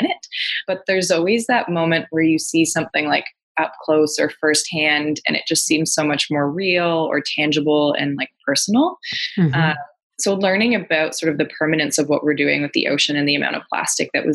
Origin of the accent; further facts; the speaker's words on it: Ontario, Canada; now in Vancouver Island, Canada; I'm from Ontario originally. I now live out on Vancouver Island in BC.